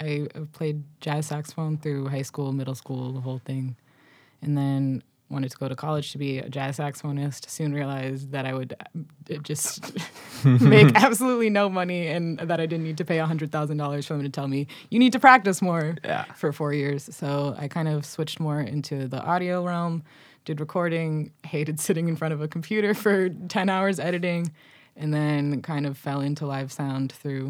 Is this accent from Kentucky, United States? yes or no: no; Boston, Massachusetts, United States; I was born in Boston, Massachusetts. I'm a first generation American of Moroccan immigrant parents. I grew up in like a south suburb of Boston.